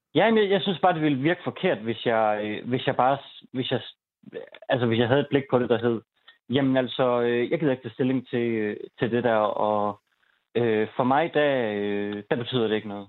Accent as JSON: {"language": "Danish", "country": "Denmark"}